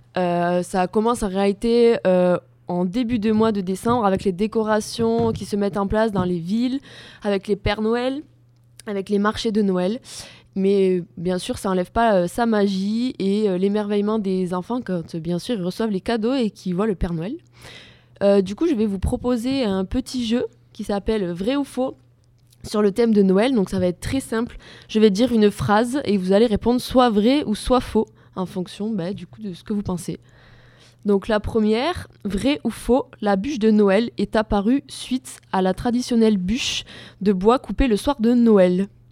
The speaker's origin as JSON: {"language": "French", "area": "Gers", "region": "Occitania", "country": "France", "said": "Je viens du Gers"}